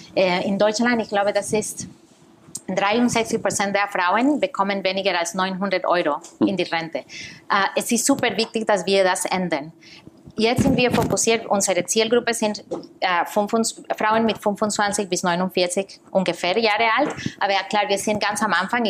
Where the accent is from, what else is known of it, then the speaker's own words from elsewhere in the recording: Costa Rica; moved away as an adult; also born or lived in New York, United States; now in Germany; Ich komme aus Costa Rica